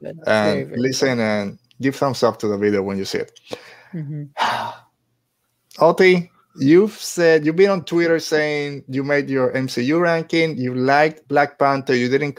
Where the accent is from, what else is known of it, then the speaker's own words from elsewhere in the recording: Carolina, Puerto Rico; my hometown! Yeah, Carolina.